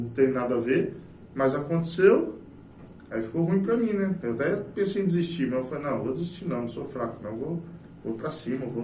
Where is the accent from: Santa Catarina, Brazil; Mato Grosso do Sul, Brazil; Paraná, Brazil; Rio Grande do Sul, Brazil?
Mato Grosso do Sul, Brazil; Itaporã; E sou nascido e criado aqui em Itaporã.